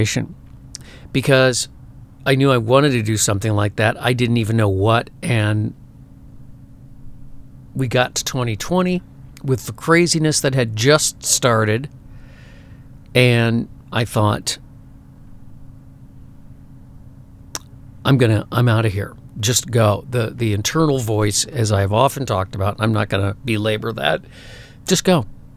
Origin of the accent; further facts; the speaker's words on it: suburban Chicago, Illinois, United States; moved away as an adult; also born or lived in Minneapolis; I grew up in a suburban town, an old farm town in suburban Chicago